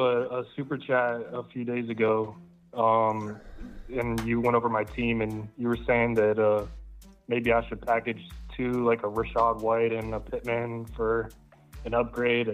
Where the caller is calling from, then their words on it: Tampa, Florida, United States; I'm calling from, uh, Tampa, Florida